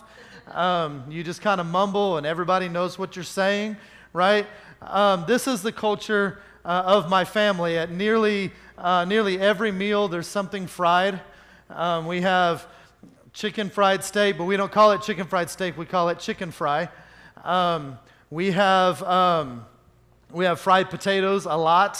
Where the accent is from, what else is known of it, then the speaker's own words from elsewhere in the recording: Oklahoma, United States; I grew up in Oklahoma